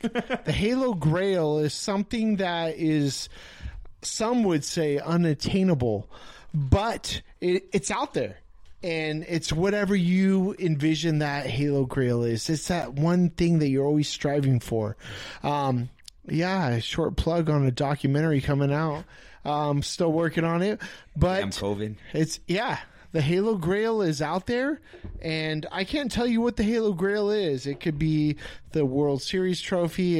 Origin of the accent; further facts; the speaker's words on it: Riverside, California, United States; I grew up in Riverside.